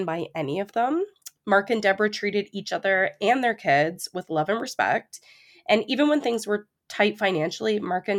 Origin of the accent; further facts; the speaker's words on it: Ontario, Canada; we actually, growing up in Ontario, know a lot of people that we went to high school